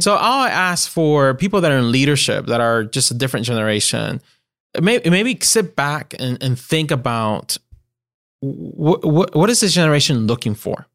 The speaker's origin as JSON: {"language": "English", "country": "Puerto Rico", "tie": "born or raised there", "first_language": "Spanish", "second_language": "English", "moved": "as an adult", "lives_now": "Greenville, United States", "said": "I was born, born and raised in Puerto"}